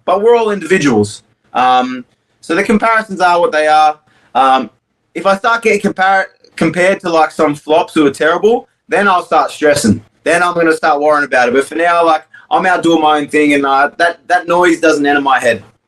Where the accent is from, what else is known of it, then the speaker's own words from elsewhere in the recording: Australia; I'm as Australian as it comes